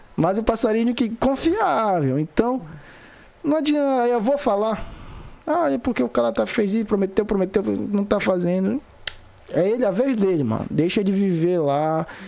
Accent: Vigia, Pará, Brazil; Sou vigiense, moro, nasci, me criei, entendeu? Moro aqui na vigia

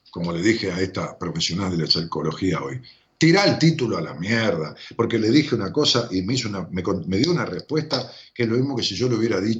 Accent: Colombia; que soy colombiana

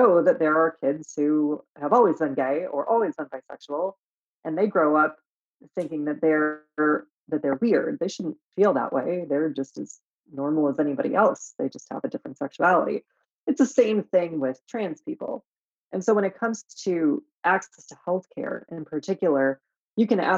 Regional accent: Michigan, United States; Growing up in Michigan in the 90s, and then kind of like into the 2000s

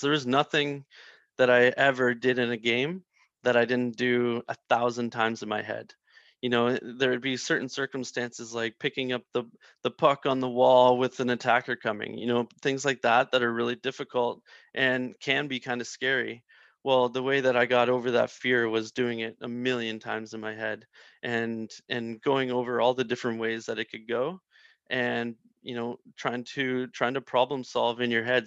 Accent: Prince Edward Island, Canada; I'm from Prince Edward Island

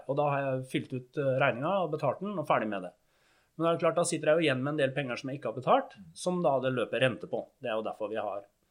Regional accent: Fredrikstad, Østfold, Norway; Jeg er fra Fredrikstad

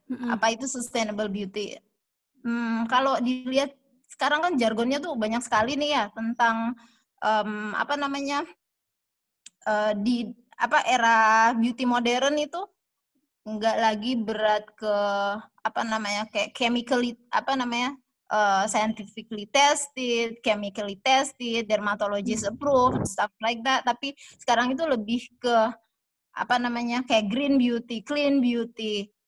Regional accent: Manado, North Sulawesi, Indonesia; saya lahir besar di Manado

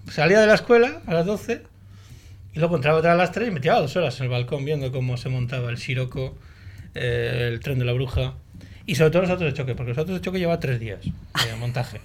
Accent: Portugalete, Basque Country, Spain; yo de Buenavista

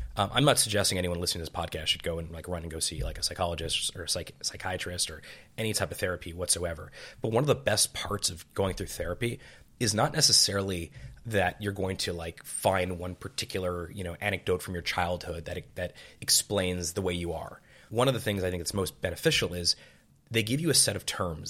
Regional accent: Montreal, Quebec, Canada; I was born in Montreal.

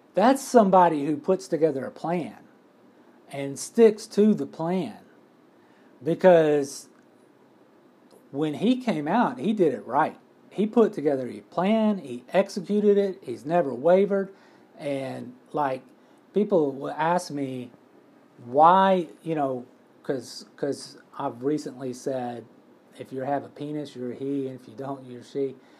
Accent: McComb, Mississippi, United States; moved away; I am from Mississippi

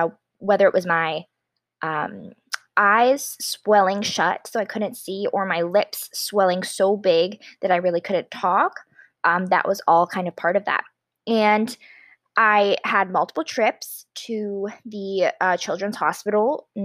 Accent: Stoney Creek, Ontario, Canada; also born or lived in Ottawa, Ontario; I grew up in Stony Creek, Ontario, Canada, and right now I am an undergraduate student at the University of Ottawa

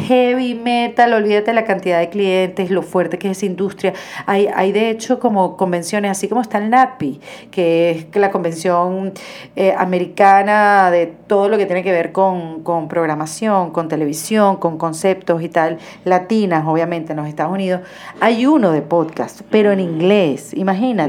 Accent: Venezuela; moved away as an adult; now in Miami, United States; emigré como muchos venezolanos a, esa ciudad

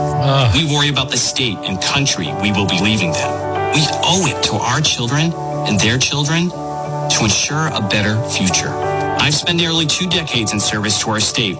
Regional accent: Burrillville, Rhode Island, United States; I was raised by a single mother in my hometown of Barville, a place I called home for almost 30 years

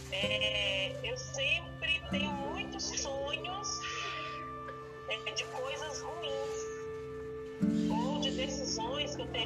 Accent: Minas Gerais, Brazil; em Minas Gerais.

